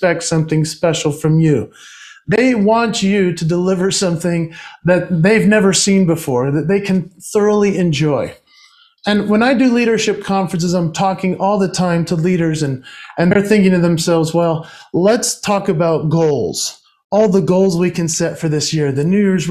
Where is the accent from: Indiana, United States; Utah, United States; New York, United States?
Utah, United States; my home state of Utah in the United States